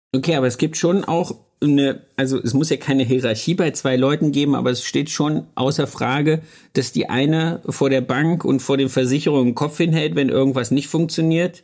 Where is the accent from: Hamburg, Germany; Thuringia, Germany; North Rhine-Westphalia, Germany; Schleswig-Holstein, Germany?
Thuringia, Germany; moved away; Ich komme aus Thüringen